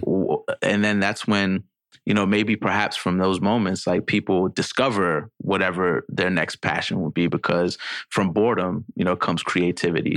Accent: New York City, New York, United States; a product of growing up in the Bronx

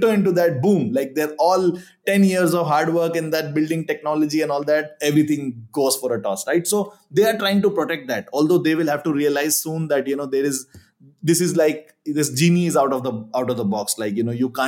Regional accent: India; like I'm from India

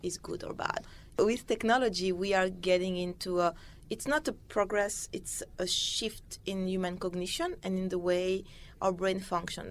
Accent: Paris, Île-de-France, France; I grew up in Paris.

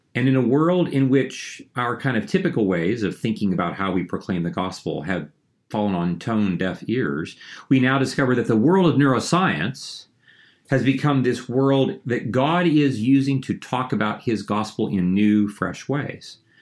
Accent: Ohio, United States; I grew up in a small town in Ohio

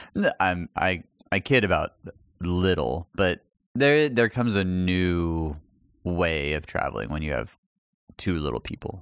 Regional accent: El Paso, Texas, United States; moved away; my hometown

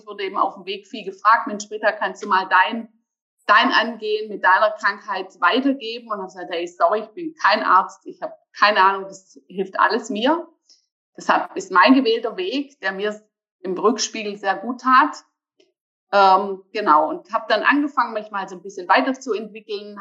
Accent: Germany; now in Bergstraße, Germany; Ich komme aus Deutschland, geboren am Bodensee

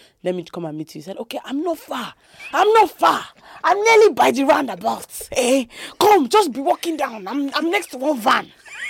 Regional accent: Nigeria; Because I'm Nigerian, I live in those ends.

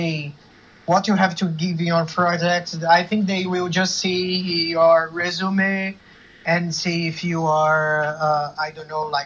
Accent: Brasília, Federal District, Brazil; English is a second language; moved away as an adult; now in Rio de Janeiro, Brazil; I live here for 7 years, but I'm from Brasilia.

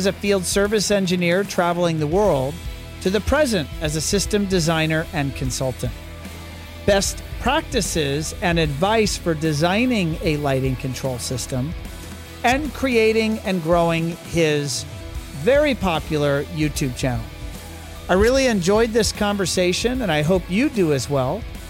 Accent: United States; Well, I can't help it. I am pretty American.

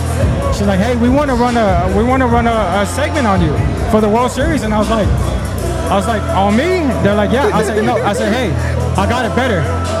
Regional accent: Houston, Texas, United States; we're from Houston.

